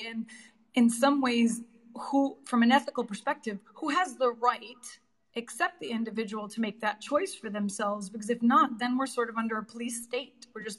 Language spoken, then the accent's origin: English; New York City, New York, United States; And I was born and raised in New York City in the projects. And I know what that was like in East New York and in Brooklyn as well.